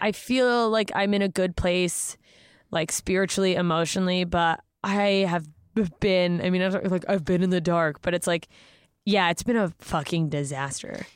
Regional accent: Anchorage, Alaska, United States; moved away; I grew up in Anchorage, Alaska

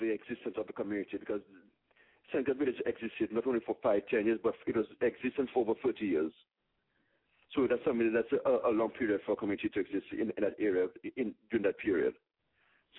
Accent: Dominica; now in New York, United States; I'm originally from Dominica.

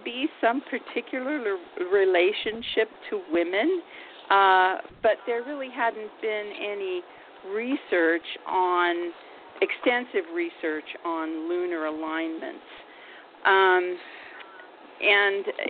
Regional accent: Ohio, United States; now in Portland, United States; I grew up in Ohio, surrounded by these mounds

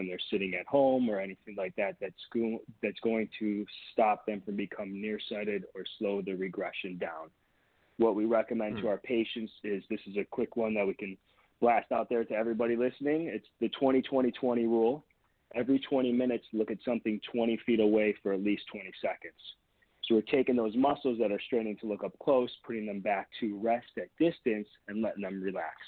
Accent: near Detroit, Michigan, United States; also born or lived in Boston, Massachusetts; now in California, United States; I grew up in Michigan

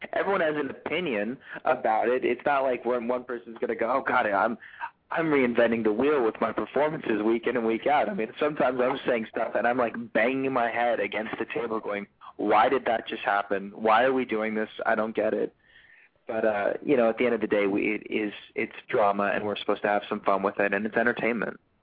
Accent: Los Angeles, California, United States; also born or lived in Newport Beach, California / Charleston, South Carolina; I'm born and raised in Los Angeles, California

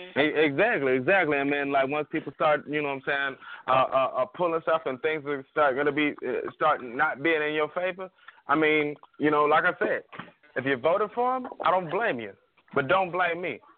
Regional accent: Atlanta, Georgia, United States; I'm from the hood. I'm from Bankhead

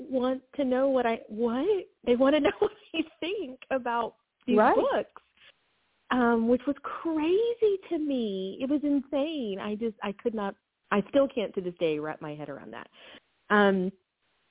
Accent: Knoxville, Tennessee, United States; I'm from Knoxville, Tennessee

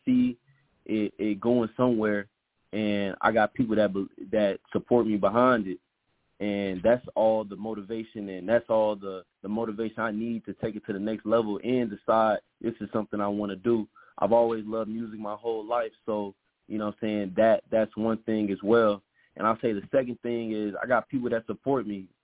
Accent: Memphis, Tennessee, United States; I'm from Memphis, Tennessee.

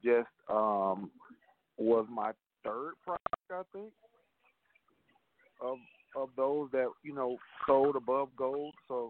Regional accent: Birmingham, Alabama, United States; also born or lived in Frankfurt, Germany; All of my family is here. You know, both sides, my mom and my dad are both from Birmingham. And it was a wonderful childhood. I love Birmingham. I still am a resident and probably will be here for the rest of my life.

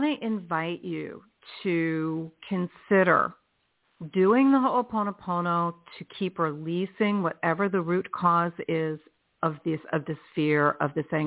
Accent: Philadelphia, Pennsylvania, United States; where I was born in Philadelphia

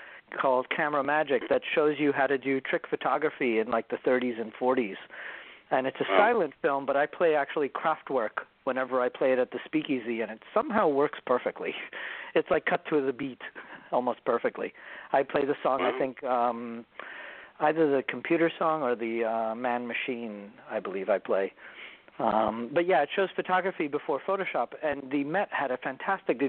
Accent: New York City, New York, United States; being a New Yorker

